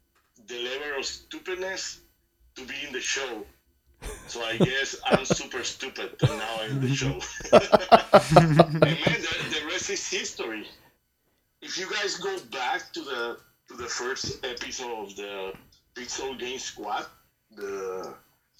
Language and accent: English; Puerto Rico; I'm from Puerto Rico, but I got family in Colombia